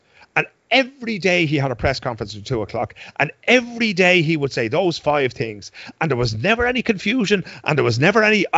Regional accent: Dublin, Leinster, Ireland; moved away as an adult; now in Sweden; I've lived here for 21 years. I know the Swedes better than they know themselves, right? I grew up in Dublin

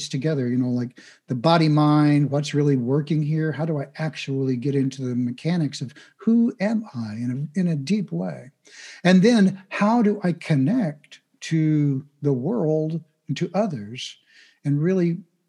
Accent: Midwest, United States; I grew up in the Midwest in the United States

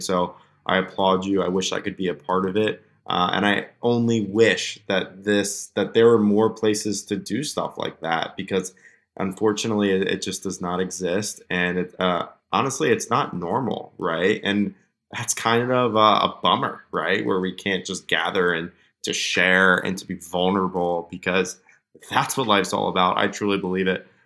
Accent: United States; my privilege of just being an American citizen

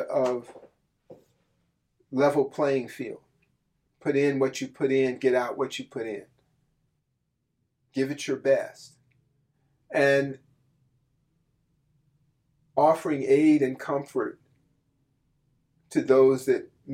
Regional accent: Berkeley, California, United States; I grew up in Berkeley, California

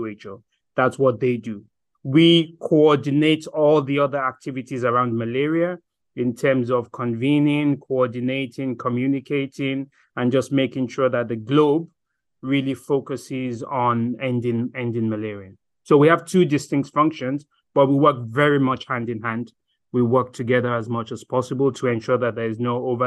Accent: Nigeria; moved away as an adult; also born or lived in Germany / Ireland / South Africa / South Sudan; now in Geneva, Switzerland; I am a Nigerian, studied in Germany, studied in Ireland, lived in Nigeria, practiced in Nigeria

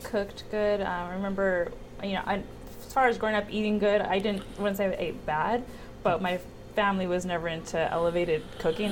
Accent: Westminster, California, United States; also born or lived in Long Beach, California; I was born in Long Beach. Um, I grew up majority in Orange County

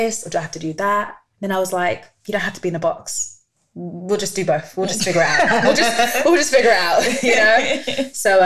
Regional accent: London, United Kingdom; I'm from North London. And well, now I don't live in North London anymore, but I used to live in North London, Tottenham.

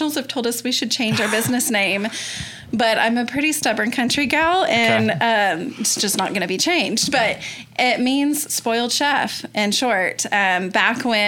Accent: Yukon, Oklahoma, United States; My husband and I both grew up in UConn

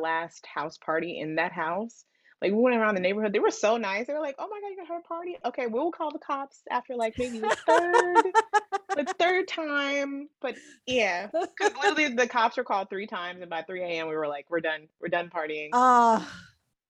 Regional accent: Oakland, California, United States; moved away as an adult; now in Los Angeles, United States; that was where I was born and raised

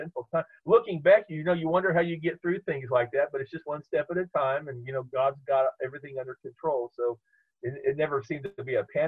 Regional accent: Topeka, Kansas, United States; I grew up in the Evangelical Covenant Church, which was right across the street from First United Methodist Church in downtown Topeka

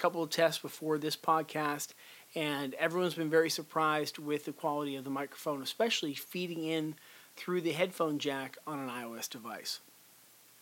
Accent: Pittsburgh, Pennsylvania, United States; Pittsburgh company, which is my hometown here

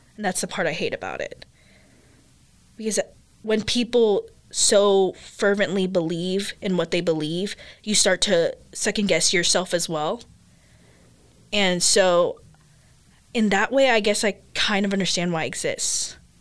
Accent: United States; first language English; also born or lived in Philippines; I am Asian American because I grew up here. Like I grew up in the American culture.

